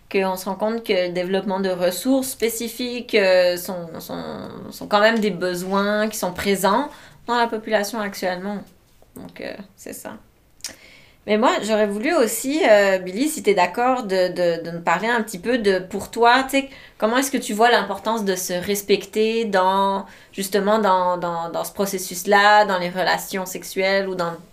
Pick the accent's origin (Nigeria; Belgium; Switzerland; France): Switzerland; also born or lived in Quebec; now in Canada; grandi en Suisse